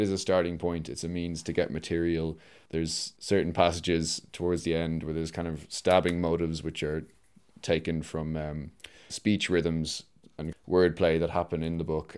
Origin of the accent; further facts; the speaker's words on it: Dublin, Leinster, Ireland; I'm a composer from Dublin